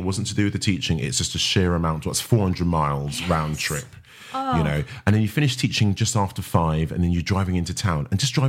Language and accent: English; East Ham, London, United Kingdom; I was born in East Ham, East